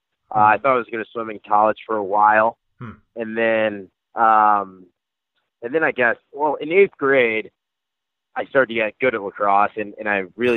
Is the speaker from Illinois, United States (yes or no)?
no; New Jersey, United States; moved away as an adult; I grew up in New Jersey